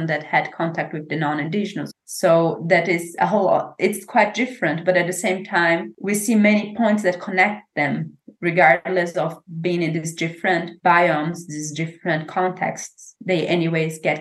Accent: Brazil; English is a second language; moved away as an adult; also born or lived in Maranhão / Piauí / Pará; now in Germany; I grew up exactly in Maranhão and Piauí, Pará. So that's kind of the region I know as home

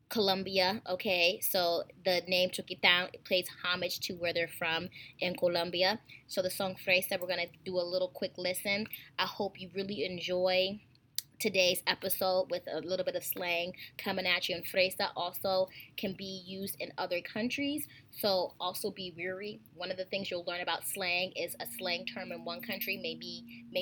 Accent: United States; we're all in the United States of America and we all speak English, okay, we're all from different regions

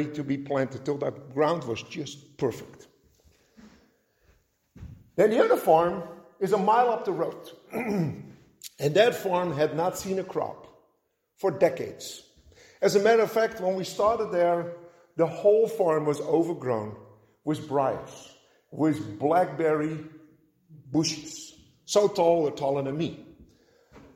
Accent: Netherlands; moved away; growing up in Holland

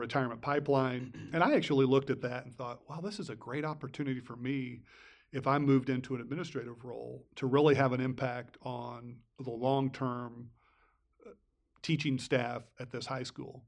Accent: Fairfield, Illinois, United States; I was a sophomore in high school, and I grew up in Fairfield

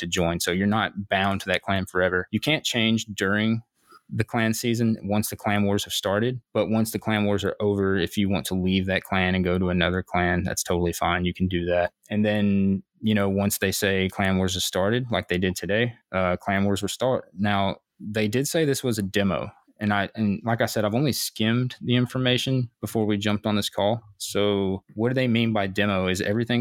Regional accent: United States; I'm American

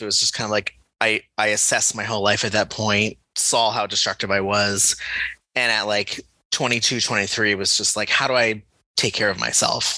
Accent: Connecticut, United States; I grew up in Connecticut.

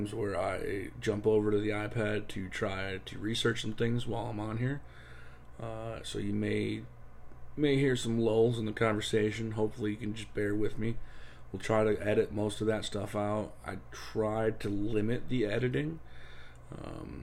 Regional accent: Ohio, United States; moved away as an adult; now in Florida, United States; I was born and raised in Ohio. I lived there until I was 24 years old.

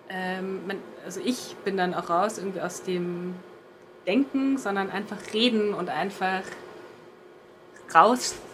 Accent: Germany; accent: German; wenn ich äh, Spanisch spreche, merke ich wieder so meinen deutschen Akzent

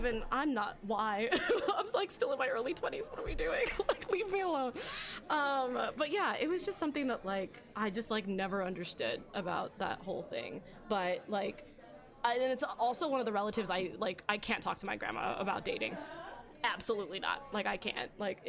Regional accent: Philippines; Because I'm Filipino. Mm. And I was like, but you do for, like, I'm still half though.

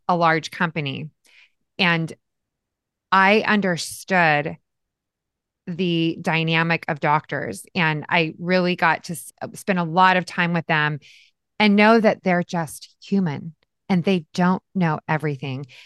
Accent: Yakima, Washington, United States; I was born and raised in a little town called Yakima, Washington

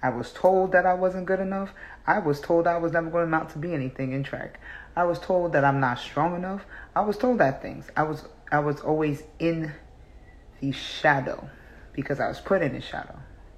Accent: South Africa; So, I came from South Africa.

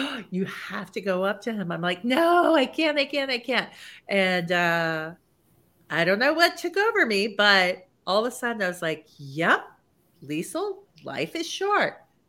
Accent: Japan; moved away as an adult; now in United States; I grew up in Japan and then continued to work in Japan. So really all of my almost 30 years of my life was in Japan. So when I moved to the States

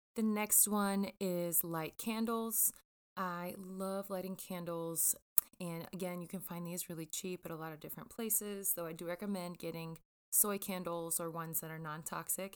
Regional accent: Jackson, Mississippi, United States; I grew up in Jackson, Mississippi

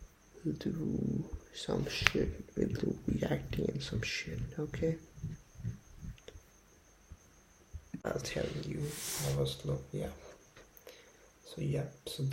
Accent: India; also born or lived in Delhi / Jaipur; I'm from India, okay? I'm from Delhi, I'm from Jaipur. That's in India

